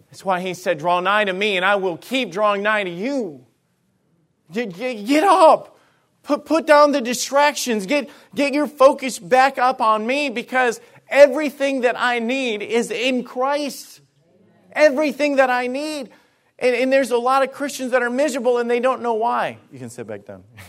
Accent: Alabama, United States; moved away; I was from Alabama, okay? And, and, and some of the things and ways that I grew up and everything, it was just different

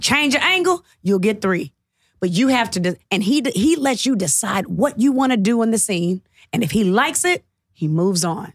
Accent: Atlanta, Georgia, United States

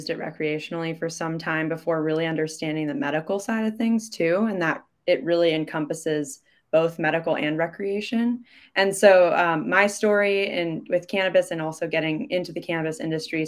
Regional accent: Midwest, United States; moved away as an adult; also born or lived in Chicago; now in Seattle, United States; I'm from the Midwest

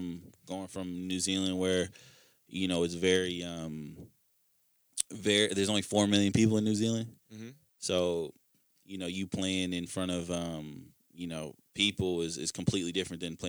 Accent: Minnesota, United States; a kid from Minnesota

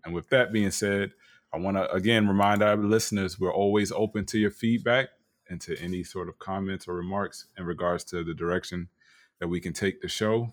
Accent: Florida, United States; I am from Florida

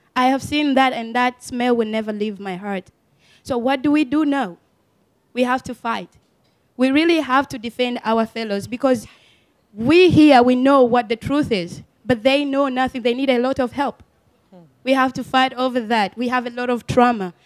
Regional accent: Uganda; moved away; I come from Uganda.

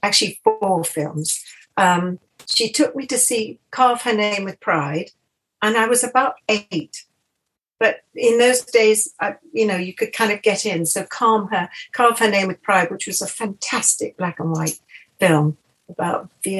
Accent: Richmond, London, United Kingdom; also born or lived in Windsor / Iver; I was born in Windsor, and we lived in Ivor Bucks, which was very near Pinewood Studios. Not that I knew it at the time, because I was only, you know, a baby. And then three when we left, and then we moved to Richmond

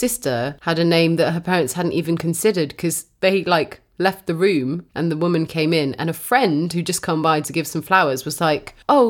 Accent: the South, United States; accent: Southern; it sounds weird when I say his name with my southern accent

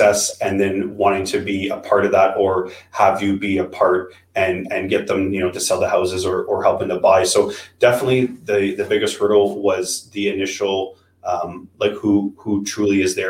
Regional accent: Ottawa, Ontario, Canada; born and raised in Ottawa

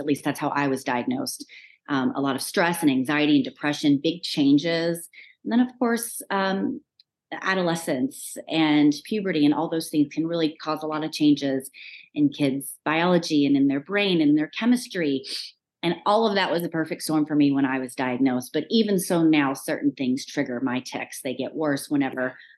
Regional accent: Kingsport, Tennessee, United States; moved away as an adult; now in Nashville, United States; I'm originally from Kingsport, Tennessee in East Tennessee

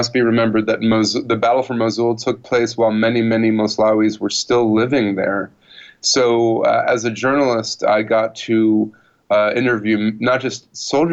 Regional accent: United States; I was coming from the country that had invaded and occupied Iraq a decade and a half before.

